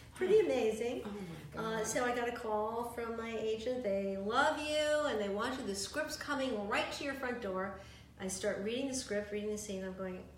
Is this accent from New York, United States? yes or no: yes; New York City, New York, United States; also born or lived in Yonkers, New York; In the Bronx, and then we moved to Yonkers